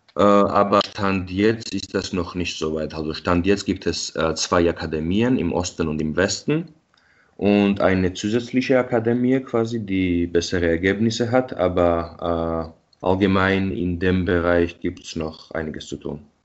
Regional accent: Tbilisi, Georgia; moved away as an adult; now in Munich, Germany; ich bin ja in Tbilisi geboren und aufgewachsen

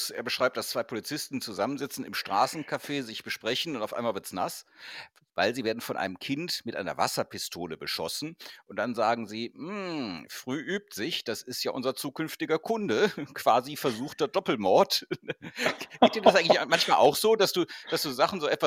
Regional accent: Cologne, North Rhine-Westphalia, Germany; Ja, weil du vorhin Köln angesprochen hast, meine Heimatstadt und die Projekte, die da zum Teil gelaufen sind

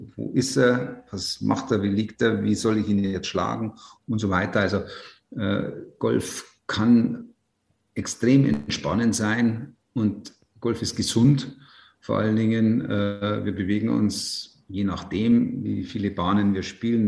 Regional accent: Ruhpolding, Bavaria, Germany; Dieser Flecken Erde, auf dem ich da leben darf, ich bin da so verwurzelt, ich will da nicht weg

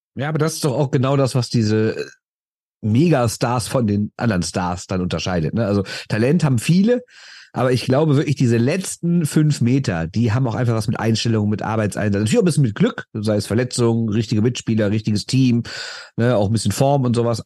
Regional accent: Düsseldorf, North Rhine-Westphalia, Germany; Ich bin aus Düsseldorf

